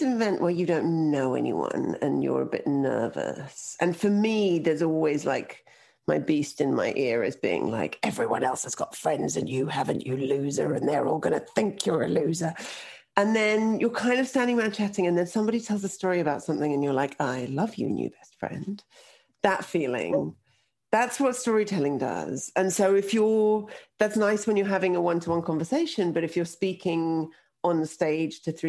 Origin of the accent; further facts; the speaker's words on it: London, United Kingdom; also born or lived in Russia; now in Toronto, Canada; I moved from Russia to London, England when I was 2, and I now live in Toronto, Canada